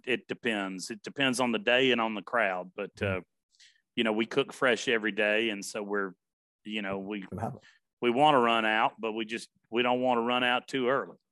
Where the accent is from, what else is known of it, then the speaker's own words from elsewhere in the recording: Nashville, Tennessee, United States; also born or lived in Memphis; My family was from Covington and from Memphis. I grew up in Nashville